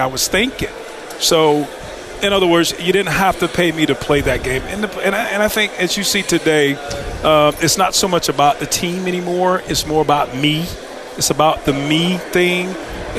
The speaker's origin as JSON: {"language": "English", "town": "Lumberton", "region": "North Carolina", "country": "United States", "tie": "born or raised there", "said": "growing up in Lumberton, North Carolina"}